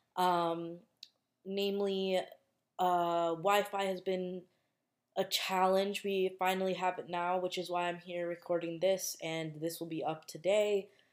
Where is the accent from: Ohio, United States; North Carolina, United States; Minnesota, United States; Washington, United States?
Minnesota, United States; I'm from Minnesota and in Minnesota it obviously snows a lot